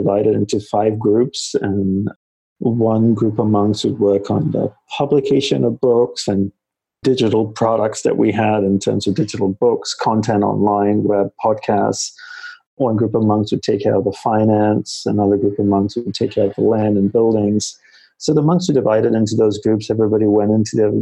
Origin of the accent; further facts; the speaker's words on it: Australia; moved away as an adult; also born or lived in Malaysia / Hawaii; now in New York City, United States; I grew up in Australia, as you had shared, and decided not to go back to Australia